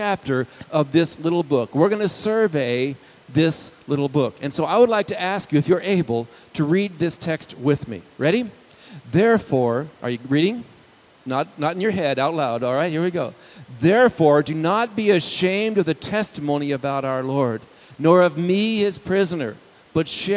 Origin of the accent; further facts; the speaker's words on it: United States; to have an identity perhaps as an American citizen